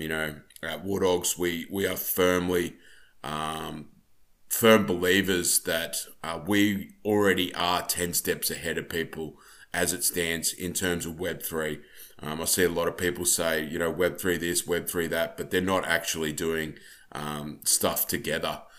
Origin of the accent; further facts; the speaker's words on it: Australia; I'm from Australia